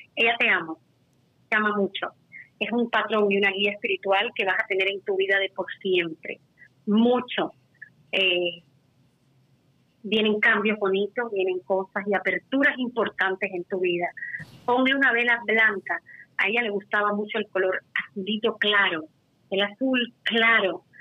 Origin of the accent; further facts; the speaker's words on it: Cuba; también soy cubana